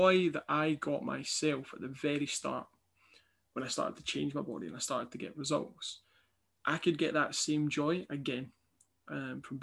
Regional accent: Kilmarnock, Scotland, United Kingdom; also born or lived in Dundee; I'd moved away from my hometown Kilmarnock to Dundee for university

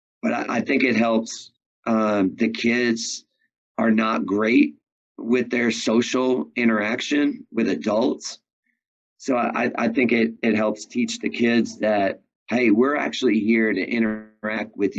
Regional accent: New York, United States; moved away as an adult; I'm from New York

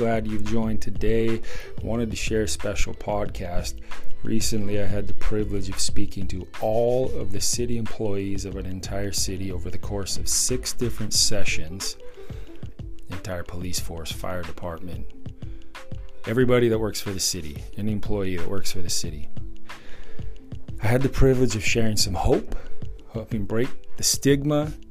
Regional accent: San Diego, California, United States; moved away as an adult; now in Ohio, United States; I'm from San Diego, so I'm accustomed to the sun, but we do love Ohio. We've been here about a year now

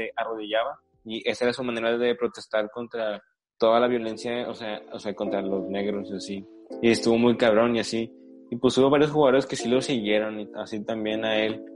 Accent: Mexico; en México somos, o sea, que mayormente morenos

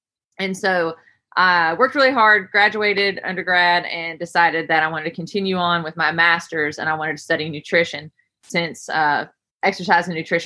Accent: Camp Creek, West Virginia, United States; moved away; I am born and raised in Camp Creek, West Virginia, which is a super small town.

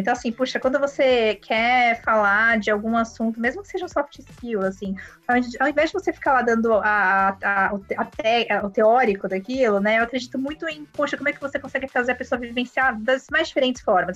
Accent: Brazil; a gente é brasileiro

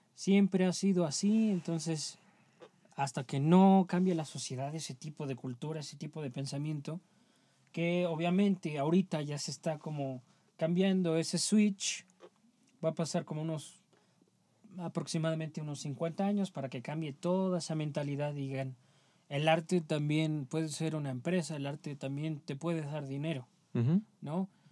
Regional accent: Mexico; somos mexicanos

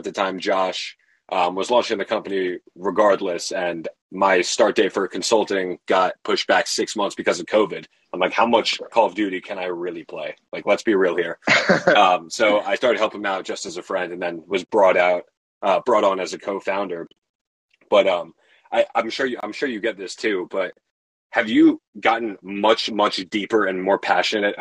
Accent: Tenafly, New Jersey, United States; I'm from Jersey too

